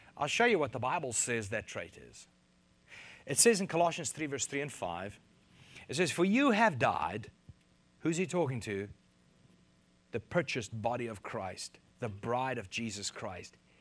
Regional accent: South Africa; moved away as an adult; now in United States; I'm from South Africa

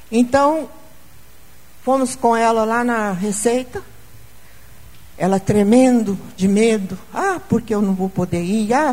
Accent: Brazil; Principalmente pelo nosso Brasil, porque nós somos brasileiros.

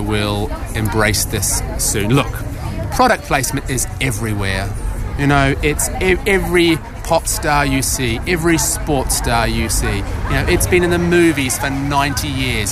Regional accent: New Zealand; now in United Kingdom; I originally come from that great hotbed of media, world leading media activity, New Zealand.

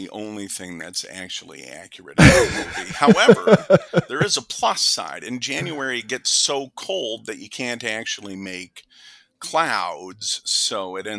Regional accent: Fargo, North Dakota, United States; also born or lived in St. Louis, Missouri; So I was born and raised in Fargo, North Dakota

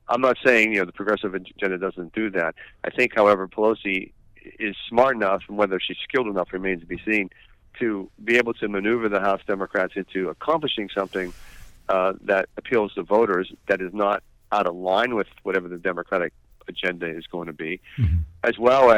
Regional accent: Western Pennsylvania, United States; I'm from Western Pennsylvania

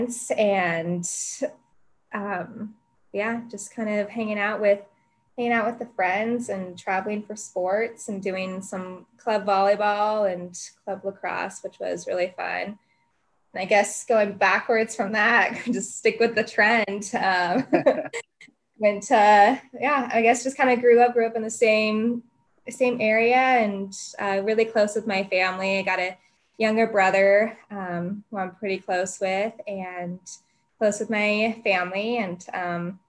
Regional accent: Colorado, United States; I was born and raised in Colorado, born in a little suburban place, a little south of downtown

